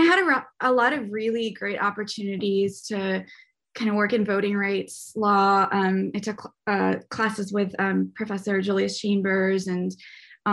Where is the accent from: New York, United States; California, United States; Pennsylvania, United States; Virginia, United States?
California, United States; Oakland; moved away; also born or lived in North Carolina; I was born in Oakland, California